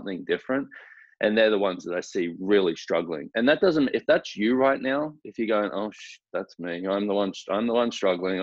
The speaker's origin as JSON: {"language": "English", "country": "Australia", "moved": "yes", "lives_now": "Houston, United States", "said": "I am originally from Australia"}